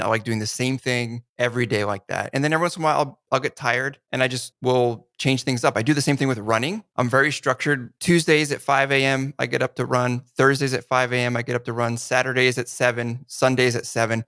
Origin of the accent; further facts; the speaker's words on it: New Jersey, United States; I grew up in New Jersey